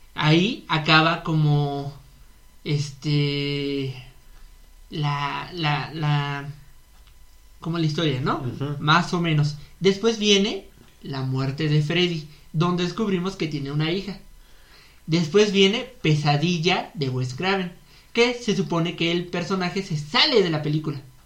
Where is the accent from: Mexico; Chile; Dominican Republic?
Mexico; somos, somos mexicanos